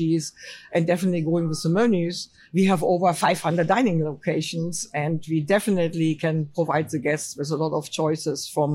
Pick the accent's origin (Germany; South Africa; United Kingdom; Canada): Germany; English is a second language; moved away as an adult; also born or lived in Paris, France / California, United States; now in Florida, United States; I'm German. So I'm born and raised in Germany